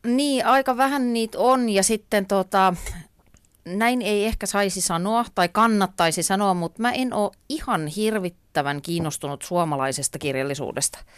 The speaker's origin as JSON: {"language": "Finnish", "town": "Ypäjä", "region": "Tavastia Proper", "country": "Finland", "tie": "born or raised there", "said": "silloin kun mä olin pieni, niin mä asuin tota Ypäjällä, mä olen sieltä kotoisin"}